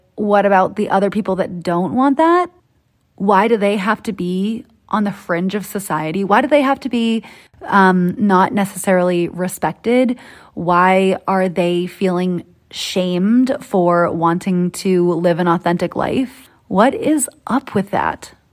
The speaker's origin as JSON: {"language": "English", "town": "Boston", "region": "Massachusetts", "country": "United States", "accent": "Boston", "moved": "yes", "said": "That's my Boston accent coming out. Still got the roots, guys. Still, still know where I came from"}